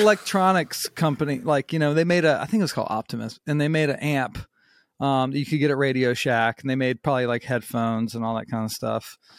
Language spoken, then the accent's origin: English; North Myrtle Beach, South Carolina, United States; also born or lived in Charlotte, North Carolina / Summerville, South Carolina; I was born in Charlotte, North Carolina, and then, you know, I grew up in North Myrtle Beach. And then when I was around, I guess a little blurry, I guess when I was around, like, eleven or twelve, we moved to Somerville